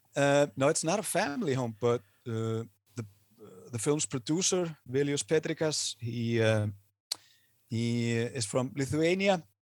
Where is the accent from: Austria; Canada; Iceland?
Iceland; I am Icelandic. I'm not American.